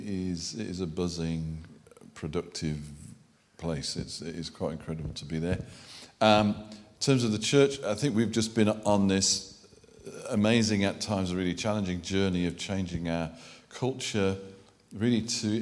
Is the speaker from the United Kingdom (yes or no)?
yes; Birmingham, West Midlands, United Kingdom; accent: Brummie; And I am a Brummie. I could revert if you want proof, but you may not enjoy the evening.